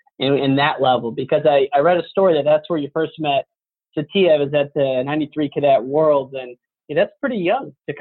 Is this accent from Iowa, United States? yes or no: yes; near Iowa City, United States; I grew up near Iowa City